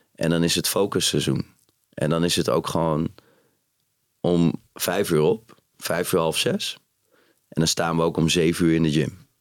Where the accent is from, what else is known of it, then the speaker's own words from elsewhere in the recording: Utrecht, Netherlands; ik ben opgegroeid in Utrecht